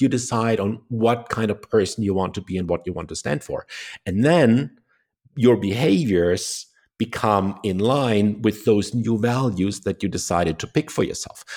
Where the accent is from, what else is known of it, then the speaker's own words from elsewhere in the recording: Germany; I was born in Germany